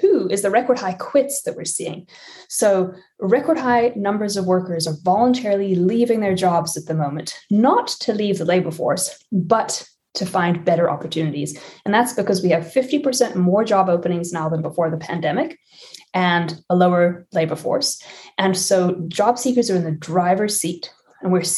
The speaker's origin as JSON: {"language": "English", "country": "South Africa", "tie": "born or raised there", "moved": "yes", "said": "I was born and raised in South Africa"}